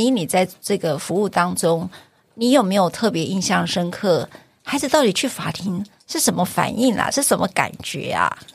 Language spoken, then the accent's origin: Chinese; Taiwan; 我们台湾人